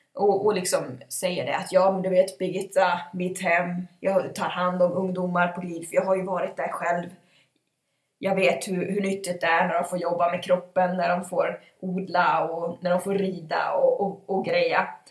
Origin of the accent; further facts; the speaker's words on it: Ludvika, Dalarna County, Sweden; vi är ju från Ludvika.